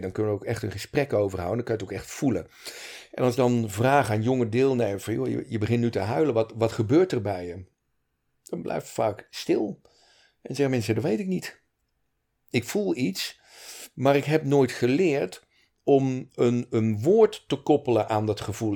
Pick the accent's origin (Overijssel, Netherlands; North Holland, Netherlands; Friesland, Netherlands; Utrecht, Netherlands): Utrecht, Netherlands; Montfoort; now in Breda, Netherlands; ik ben in Montfort getogen, geboren in Utrecht. Kort in de beeld gewoond en het gros van mijn jeugd in uh, Montfort gewoond.